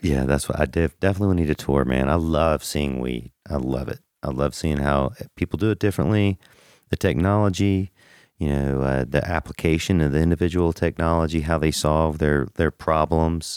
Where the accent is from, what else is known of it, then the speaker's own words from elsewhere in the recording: Macon, Georgia, United States; I'm from Macon, Georgia. Mac Town